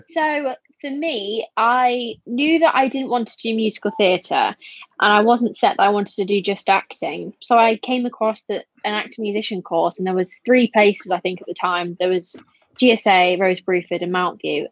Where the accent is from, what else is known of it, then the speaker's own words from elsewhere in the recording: Harrogate, Yorkshire and the Humber, United Kingdom; I currently live in Harrogate in North Yorkshire, which I moved there when I was about seven